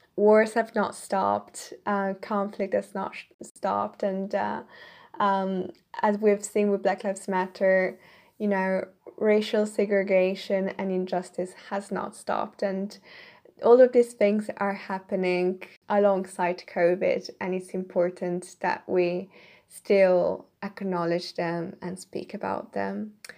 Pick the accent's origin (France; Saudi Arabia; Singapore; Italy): Italy; moved away as an adult; now in United Kingdom; I'm originally from Italy, but I'm currently living in the K, U K right now.